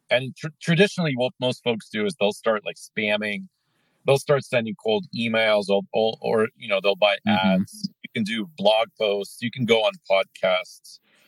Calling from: United States; Calling in from just north of Lake Tahoe.

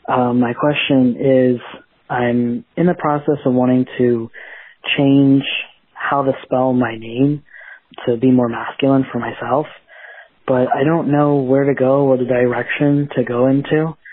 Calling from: Jupiter, Florida, United States; I'm from Jupiter, Florida.

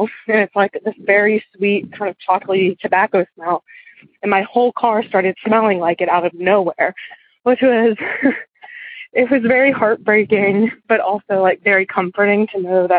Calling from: Western Maryland, United States; I'm calling from Western Maryland.

